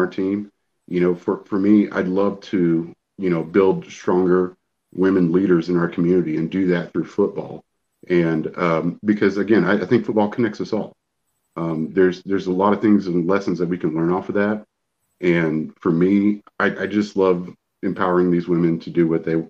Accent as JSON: {"language": "English", "region": "Central Texas", "country": "United States", "tie": "born or raised there", "said": "I grew up in Central Texas and played football"}